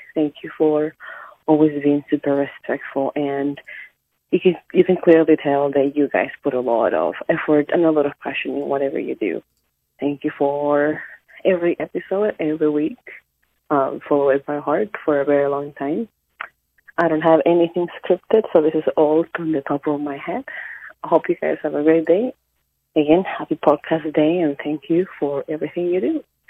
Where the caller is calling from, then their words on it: Alberta, Canada; from Northern Alberta. Long time listener, the first time caller.